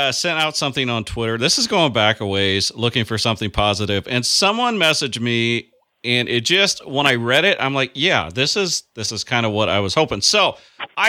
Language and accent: English; Illinois, United States; I'm a farmer from Illinois